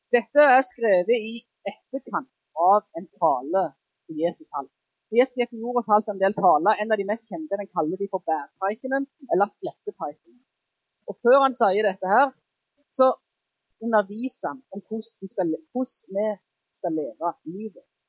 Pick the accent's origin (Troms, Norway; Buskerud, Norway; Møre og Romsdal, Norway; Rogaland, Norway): Rogaland, Norway; Jæren; jeg er jærbu